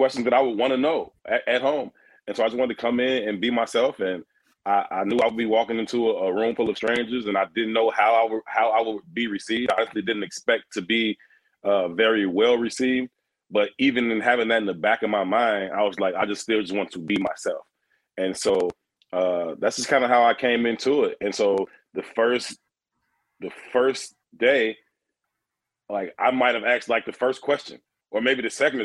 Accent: Chicago, Illinois, United States; being a Chicago kid, born and raised on the South Side

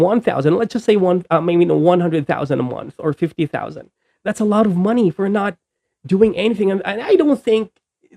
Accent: Bisaya, Visayas, Philippines; Yung Tagalog ko is hindi masyadong magaling because I'm Bisaya

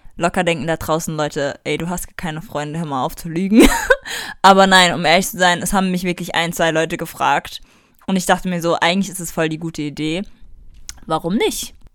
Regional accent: Germany; wir als Deutsche

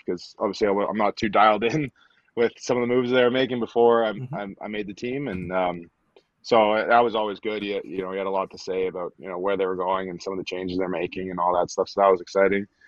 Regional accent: Stittsville, Ontario, Canada; moved away as an adult; also born or lived in Atlanta; from Stittsville, Ontario. So it's just a, a small town just outside of Ottawa, just inside Ottawa, depending on who you ask. Mm-hmm. Um, yeah, that's where I grew up playing rugby and playing hockey

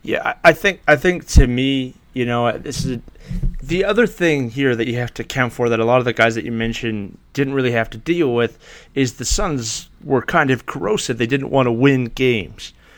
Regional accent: Canada; being Canadian

